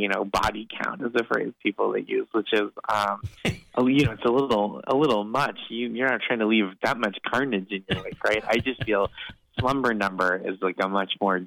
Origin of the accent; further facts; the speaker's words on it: Boston, Massachusetts, United States; now in New York City, United States; Coming from growing up in the Boston area, living in New York City for over a decade at this point